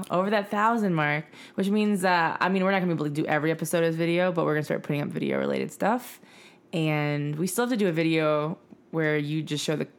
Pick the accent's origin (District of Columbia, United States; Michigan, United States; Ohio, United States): Michigan, United States; moved away; I'm from Michigan, maybe.